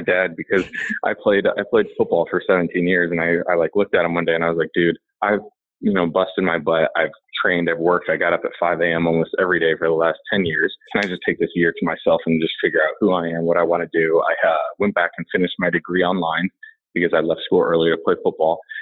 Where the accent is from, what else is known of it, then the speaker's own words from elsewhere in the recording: Indiana and Illinois, Midwest, United States; I grew up in Indiana and Illinois. So I'm a Midwestern guy.